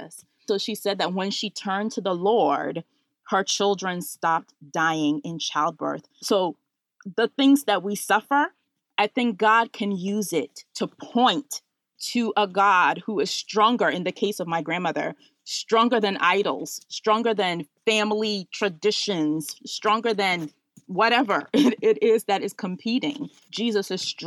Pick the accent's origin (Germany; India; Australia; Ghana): Ghana; now in Washington, DC, United States; So I was born in Ghana